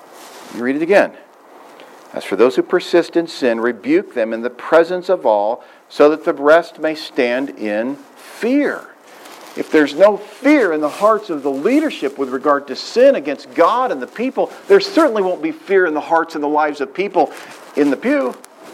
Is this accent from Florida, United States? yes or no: no; Southwest Missouri, United States; When I was a boy growing up in Southwest Missouri